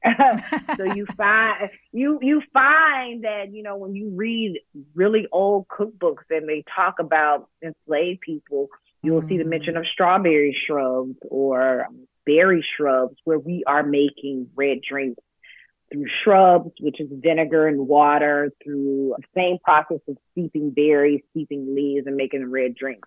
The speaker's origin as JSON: {"language": "English", "town": "Athens", "region": "Georgia", "country": "United States", "tie": "born or raised there", "moved": "as an adult", "lives_now": "New York City, United States", "said": "growing up in Athens, Georgia, in my hometown"}